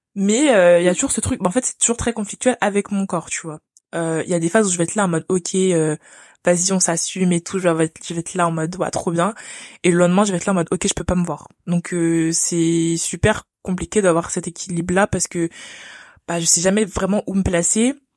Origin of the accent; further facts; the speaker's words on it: France; je suis née en France, donc j'ai grandi en France